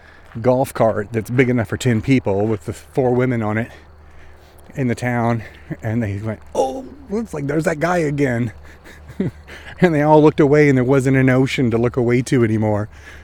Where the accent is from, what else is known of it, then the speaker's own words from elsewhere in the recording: Oklahoma, United States; born there; also born or lived in Texas; well, I wasn't born there. I was born in Oklahoma.